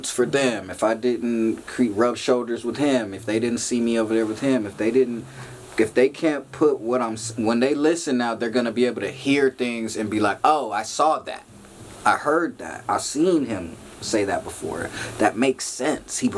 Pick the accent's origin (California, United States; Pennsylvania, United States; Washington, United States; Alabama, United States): California, United States; Long Beach; I'm from Long Beach, California, North Side, but all Long Beach. I lived everywhere from Artesia to Ocean.